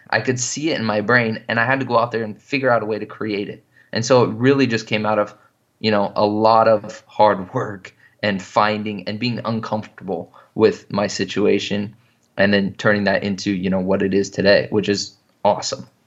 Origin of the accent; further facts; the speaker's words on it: Washington, United States; I grew up in Washington State